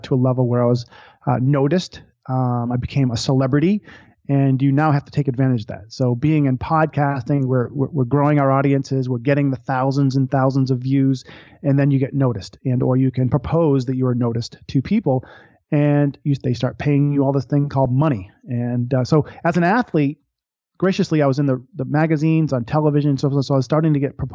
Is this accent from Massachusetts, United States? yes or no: yes; Boston, Massachusetts, United States; I grew up watching the Boston Red Sox. I'm from Boston, Massachusetts